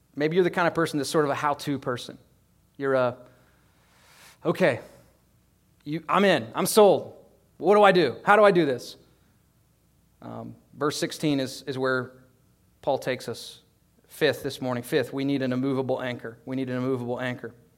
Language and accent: English; United States; as an American Christian